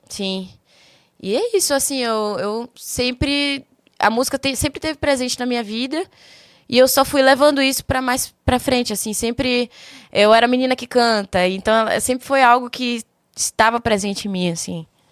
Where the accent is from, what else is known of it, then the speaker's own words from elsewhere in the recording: Salvador, Bahia, Brazil; also born or lived in São Paulo; now in Curitiba, Brazil; Sou de Salvador, Bahia